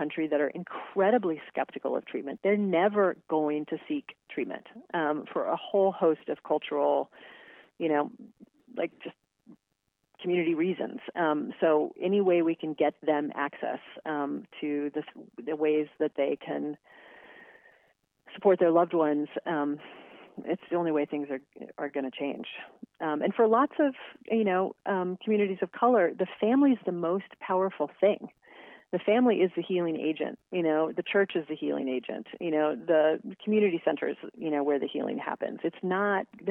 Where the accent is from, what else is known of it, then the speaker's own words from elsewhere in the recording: Western Kansas, United States; I grew up in Western Kansas